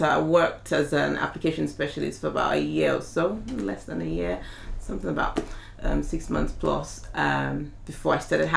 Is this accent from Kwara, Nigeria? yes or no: yes; Ilorin, Kwara, Nigeria; moved away as an adult; also born or lived in Ibadan, Oyo State, Nigeria / Abuja, Nigeria; now in Essex, United Kingdom; I was born in Nigeria. I was born in Ibadan, in Oyo State in Nigeria. And I was still really young when we moved from Oyo State to Kwara State. And I virtually lived till I moved to the UK in Ilorin